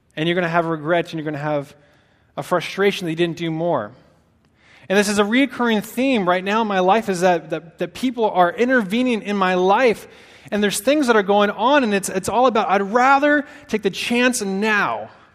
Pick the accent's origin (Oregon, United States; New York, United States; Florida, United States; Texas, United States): Oregon, United States; Portland; moved away as an adult; also born or lived in Santa Barbara, California / Dixon, California; now in Sacramento, United States; I'm from Oregon. Uh, from the Northwest in the Portland area.